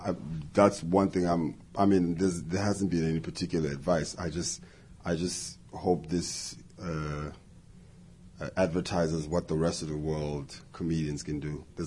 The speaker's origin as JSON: {"language": "English", "country": "South Africa", "said": "and I'm a South African, and I'm like, I've got some ideas that I want to share with America in terms of humor."}